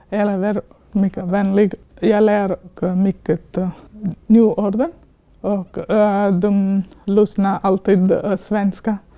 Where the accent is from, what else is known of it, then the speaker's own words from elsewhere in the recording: Belgium; Swedish is a second language; also born or lived in India / Poland / Iceland; now in Finland; Uh, jag är född i Indien. Uh, jag har växt upp i Belgien och Polen.